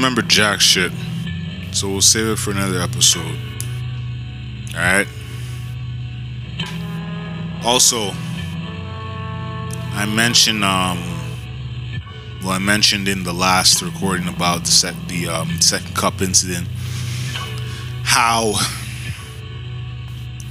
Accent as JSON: {"language": "English", "country": "Canada", "said": "as Canadians"}